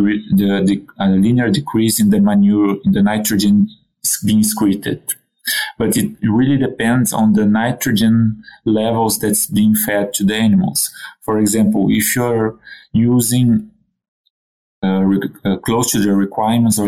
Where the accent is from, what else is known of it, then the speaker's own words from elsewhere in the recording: Brazil; moved away as an adult; also born or lived in Quebec City, Canada; now in Canada; I'm originally from Brazil, born and raised in a pig farm